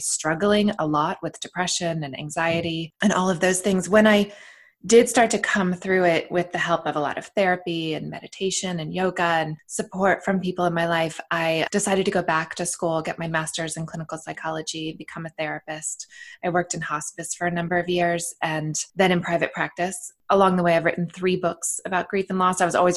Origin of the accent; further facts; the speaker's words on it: United States; I am American, raised here in the States